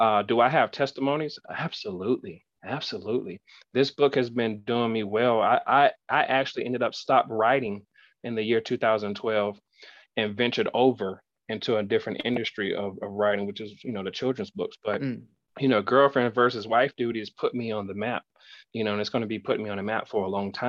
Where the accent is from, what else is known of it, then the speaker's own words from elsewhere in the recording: West Palm Beach, Florida, United States; moved away as an adult; now in Arkansas, United States; I grew up in West Palm Beach, Florida